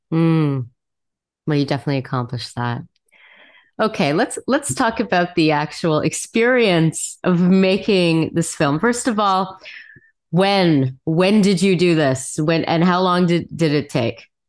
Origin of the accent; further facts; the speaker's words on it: Montreal, Quebec, Canada; I was born in Montreal